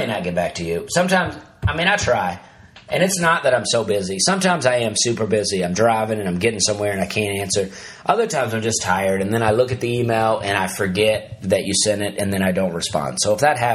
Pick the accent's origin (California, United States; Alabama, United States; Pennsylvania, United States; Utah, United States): Alabama, United States; I'm from Alabama